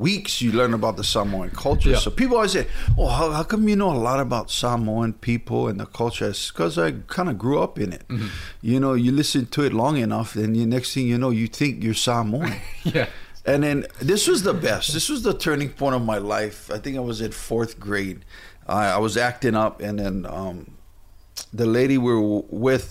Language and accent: English; Hauula, Hawaii, United States; I grew up in Haula, north side of the island of Oahu